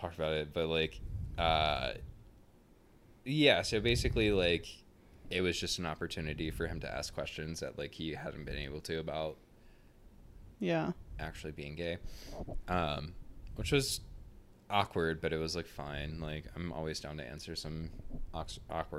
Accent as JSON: {"language": "English", "region": "the South", "country": "United States", "tie": "born or raised there", "said": "I grew up in the South in a small town"}